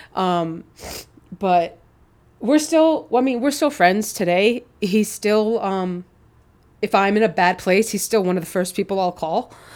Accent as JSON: {"language": "English", "region": "New York", "country": "United States", "also_born_or_lived": "Chicago", "moved": "as an adult", "said": "I'm from New York and I was in Chicago"}